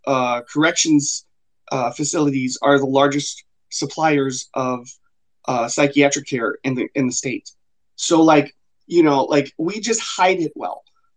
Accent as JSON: {"language": "English", "region": "the South", "country": "United States", "said": "because like I said, I'm from the South, and so it was very much an eye opener."}